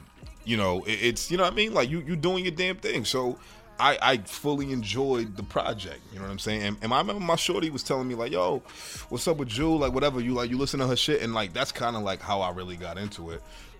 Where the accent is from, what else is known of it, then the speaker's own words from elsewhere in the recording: Boston, Massachusetts, United States; I grew up on Rector Road, right up the street from you.